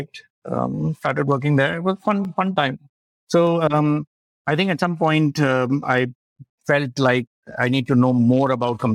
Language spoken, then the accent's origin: English; Lucknow, Uttar Pradesh, India; Born and brought up in Lucknow, and did my schooling at the Martineer, Lucknow.